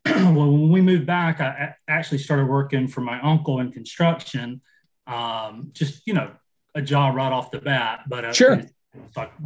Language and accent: English; South Georgia, United States; moved away as an adult; we decided to move back to my hometown. My wife's originally from Mississippi, but we decided to move back to South Georgia